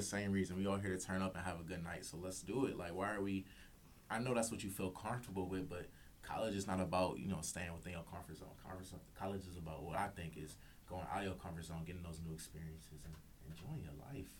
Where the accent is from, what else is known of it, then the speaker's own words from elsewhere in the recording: South Euclid, Ohio, United States; I'm from um, South Euclid specifically